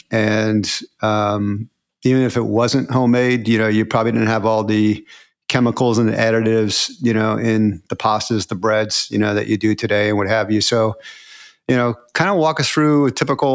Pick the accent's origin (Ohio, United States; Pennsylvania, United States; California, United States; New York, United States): New York, United States; Poughkeepsie; I was born in Poughkeepsie.